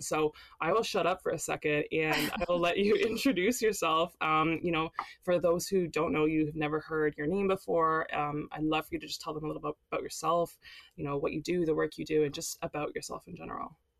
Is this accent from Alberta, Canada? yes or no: yes; Calgary, Alberta, Canada; I am from Calgary